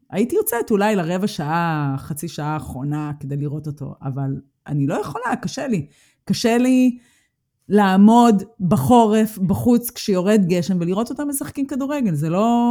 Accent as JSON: {"language": "Hebrew", "country": "Israel", "moved": "as an adult", "lives_now": "Germany", "said": "אנחנו מגיעות מארץ השמש"}